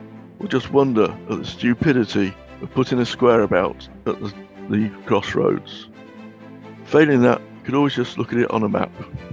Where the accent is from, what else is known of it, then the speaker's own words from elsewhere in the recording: Bookham, South East England, United Kingdom; also born or lived in Manchester; Although I was born in Manchester, at age 7, I moved to Bookham in the Surrey Stockbroker Belt.